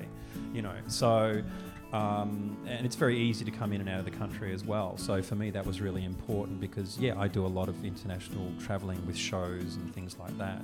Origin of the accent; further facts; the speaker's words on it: Australia; moved away as an adult; now in Taiwan; I'm an Australian